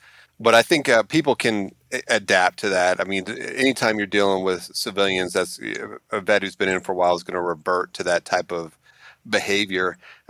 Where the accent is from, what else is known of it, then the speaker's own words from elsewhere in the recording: Alabama, United States; And I've had people tell me several times after I tell them that I'm from Alabama, they'll say, you don't talk like you're from Alabama.